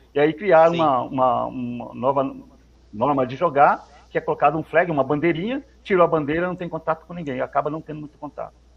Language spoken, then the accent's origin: Portuguese; Novo Horizonte, São Paulo, Brazil; Eu sou de Novo Horizonte, né? Eu sou de Novo Horizonte, certo. lá perto de São José do Rio Preto